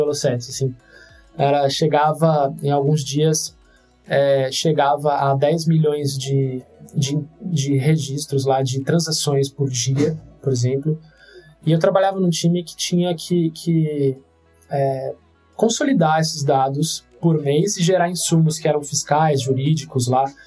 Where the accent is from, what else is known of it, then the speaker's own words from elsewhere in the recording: Santos, São Paulo, Brazil; moved away as an adult; also born or lived in Campinas; eu sou de Santos